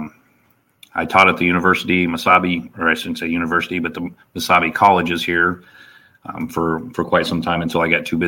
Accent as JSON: {"language": "English", "region": "Illinois", "country": "United States", "tie": "born or raised there", "also_born_or_lived": "Hendry County, Florida", "moved": "as an adult", "lives_now": "Minnesota, United States", "said": "So I grew up in Illinois, got early into hunting with my father and everything like"}